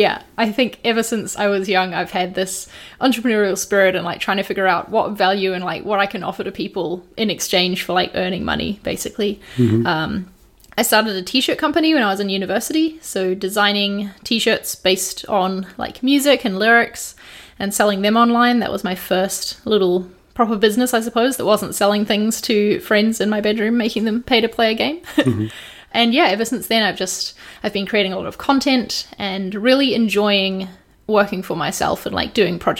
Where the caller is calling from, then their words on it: London, United Kingdom; I'm calling from London.